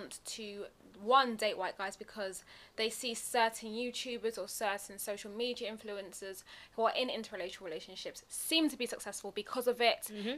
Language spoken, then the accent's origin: English; Nigeria; I'm Nigerian, I've got a rich culture